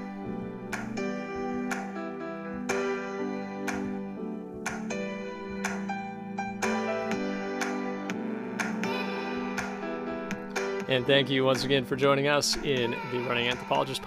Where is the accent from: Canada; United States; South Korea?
United States; Michigan; I grew up in Michigan.